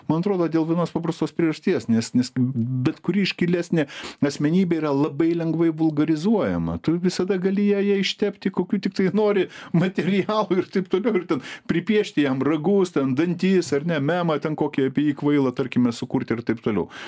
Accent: Lithuania

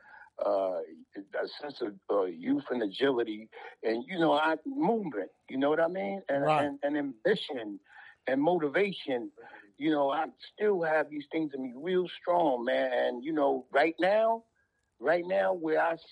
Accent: New York City, New York, United States; I'm from Harlem

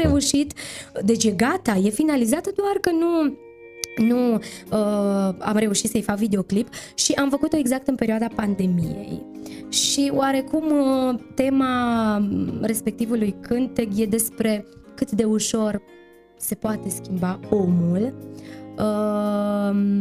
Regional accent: Romania; despre țara noastră, despre România

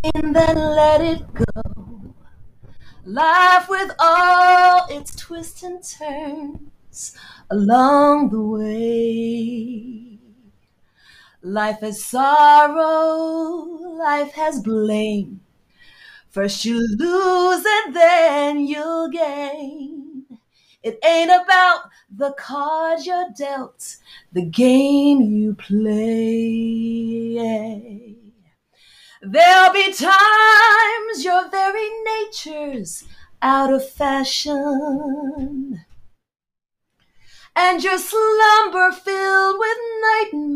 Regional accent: New Jersey, United States; also born or lived in London, United Kingdom / Jamaica; I'm a Jamaican girl born in London, raised in Jersey

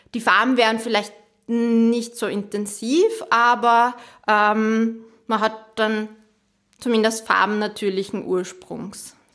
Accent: Austria; bei uns in Bodenhaltung

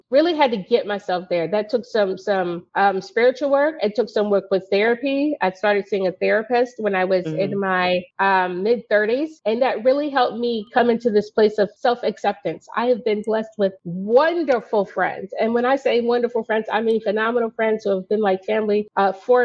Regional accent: Virginia, United States; moved away as an adult; also born or lived in Brooklyn, New York; now in New York, United States; I was born in Brooklyn, New York. I was mainly raised in Virginia, the 757 area

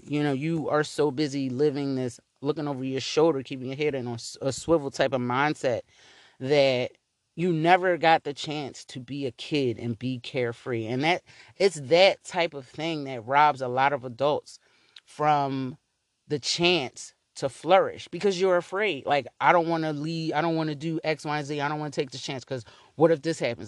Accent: Philadelphia, Pennsylvania, United States; I grew up in North Philly

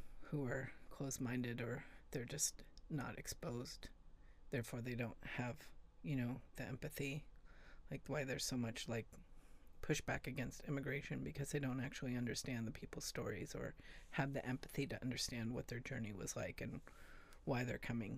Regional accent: California, United States; moved away as an adult; also born or lived in Seattle; I grew up in California. I moved to Seattle when I was 26

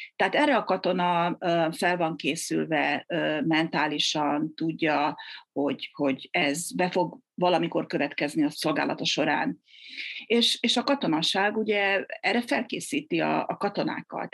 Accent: Győr, Győr-Moson-Sopron, Hungary; moved away as an adult; now in Canada; én is győri vagyok

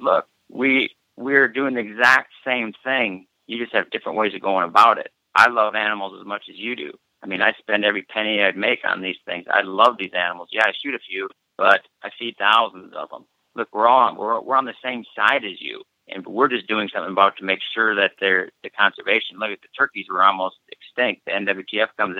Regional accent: Iowa, United States; we're just rednecks from Iowa

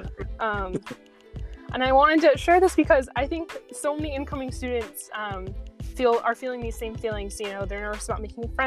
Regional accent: San Diego, California, United States; moved away as an adult; I'm from San Diego, California

